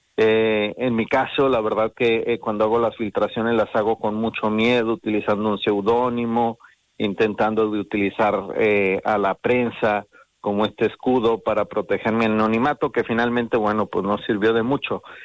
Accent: Mexico; moved away as an adult; now in Spain; Yo soy mexicano, eh, emigré a España

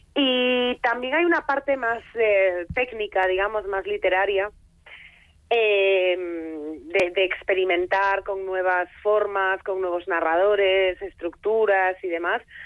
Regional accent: Foz, Galicia, Spain

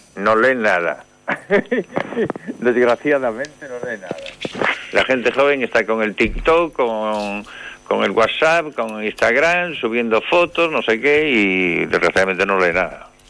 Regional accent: Santiago de Compostela, Galicia, Spain; moved away as an adult; now in Paredes de Nava, Spain; de Santiago. Y me dicen, de Chile. Y digo, no, hombre, no, de Compostela.

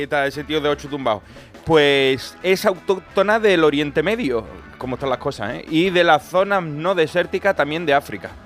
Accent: province of Cádiz, Andalusia, Spain; zona cercana a mi tierra, la línea, bueno, en Cádiz, de la provincia

